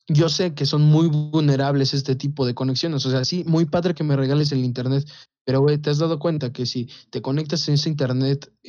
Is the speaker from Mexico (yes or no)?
yes; Mexico; nosotros de acá somos de ranchito